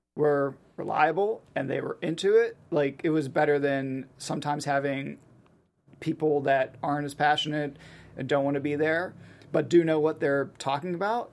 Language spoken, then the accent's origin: English; Pittsburgh, Pennsylvania, United States; I grew up in Pittsburgh